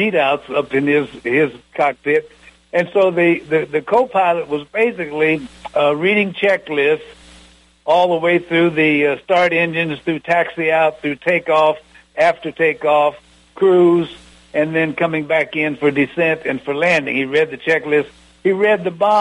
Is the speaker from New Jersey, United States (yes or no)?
no; Muncie, Indiana, United States; moved away as an adult; also born or lived in Nebraska; A little old country boy from orphanage in Nebraska, growing up in Muncie